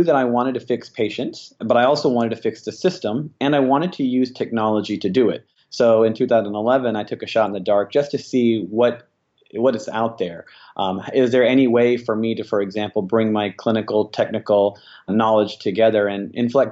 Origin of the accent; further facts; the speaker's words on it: Alabama, United States; I'm born and raised in Alabama.